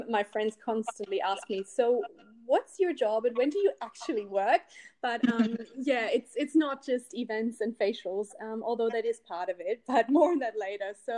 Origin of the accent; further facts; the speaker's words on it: Berlin, Germany; English is a second language; moved away; I'm from Berlin originally, in case you can't tell from my accent.